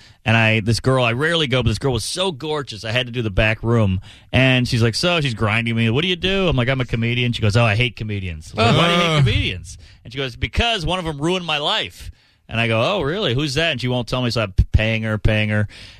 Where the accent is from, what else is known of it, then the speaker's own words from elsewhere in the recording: New Orleans, Louisiana, United States; I can't pull off a Southern accent.